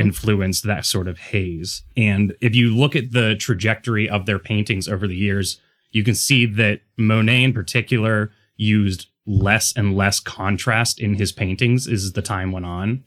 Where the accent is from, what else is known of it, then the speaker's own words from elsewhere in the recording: Pittsburgh, Pennsylvania, United States; growing up in Pittsburgh